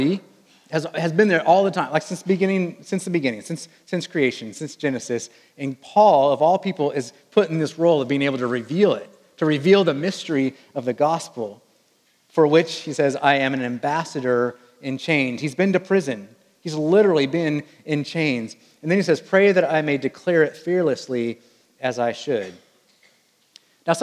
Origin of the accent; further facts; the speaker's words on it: Wichita, Kansas, United States; I was raised in what they call the air capital of the world, Wichita, Kansas, and there is a good chance that you have flown on a plane that was built in my hometown